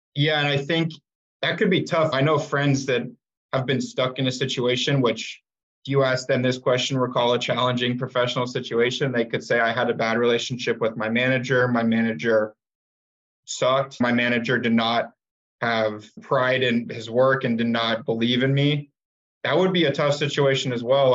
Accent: Tempe, Arizona, United States; also born or lived in Phoenix area, Arizona; I'm from Tempe, Arizona, grew up in Phoenix area

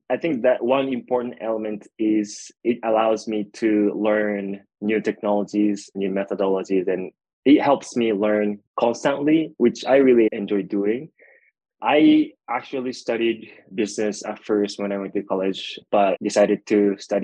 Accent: Japan; moved away as an adult; now in United States; I was born and raised in Japan.

